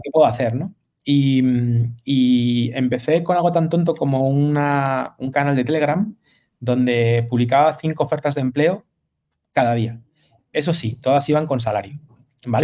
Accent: Madrid, Community of Madrid, Spain; moved away; also born or lived in Galicia; soy madrileño, madrileño de nacimiento, pero gallego de corazón

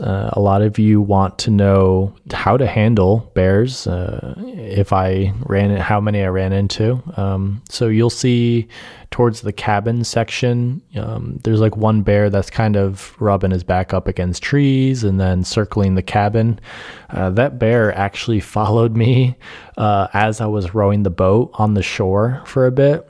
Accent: Adirondacks, New York, United States; I grew up in the Adirondacks

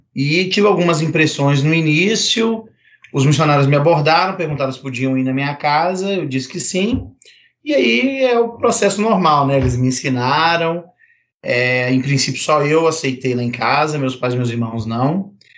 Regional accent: Minas Gerais, Brazil; also born or lived in Betim / Belo Horizonte; Eu sou mineiro, moro na mesma cidade que o Gustavo

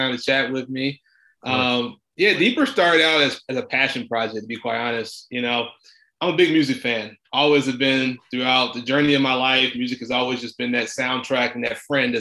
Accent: Memphis, Tennessee, United States; growing up in Memphis, Tennessee

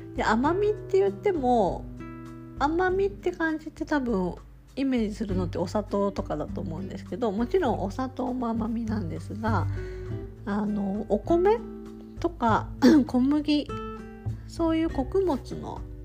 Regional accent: Tokushima, Japan; 私は徳島出身

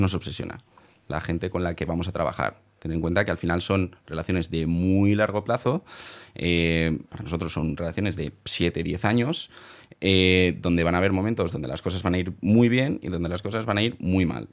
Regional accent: Valencia, Valencian Community, Spain; valenciano, eh, nací allí

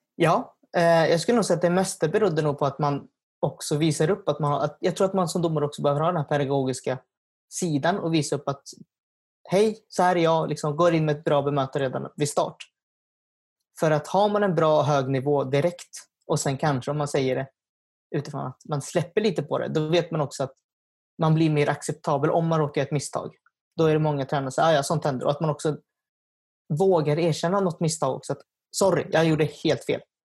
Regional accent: Nykvarn, Stockholm County, Sweden; first language Swedish; Jag är från Nykvarn, som ligger utanför Södertälje

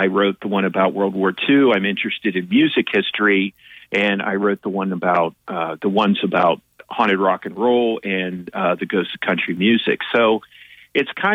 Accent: Tyrone, Pennsylvania, United States; moved away as an adult; now in State College, United States; I live in State College, but I always say I'm from Tyrone, Pennsylvania

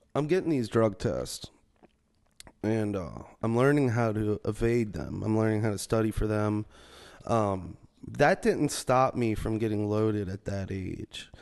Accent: Metairie, Louisiana, United States; I grew up in Metairie. It's like a suburb of New Orleans.

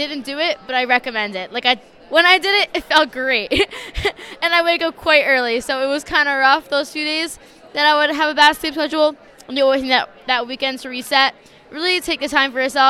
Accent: Bergen County, New Jersey, United States; I'm from Bergen County, New Jersey

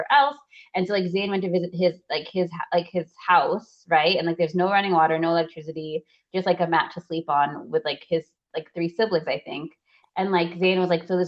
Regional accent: Kenya; as a Kenyan, I'm not Maasai, but as a Kenyan

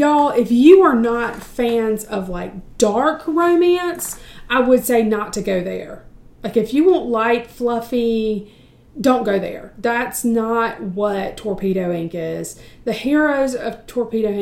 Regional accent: United States; I'm from the States

